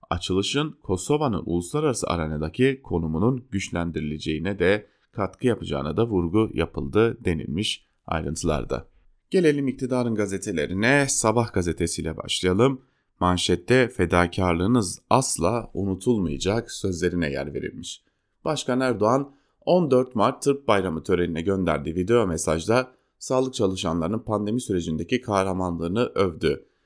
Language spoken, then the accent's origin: Turkish; Turkey; ben Türk'üm demekten onur duyuyorum.